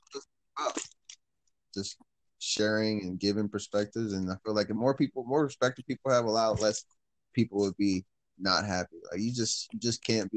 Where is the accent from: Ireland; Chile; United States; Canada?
United States; Detroit, Michigan; born or raised there; also born or lived in Clinton Township, Michigan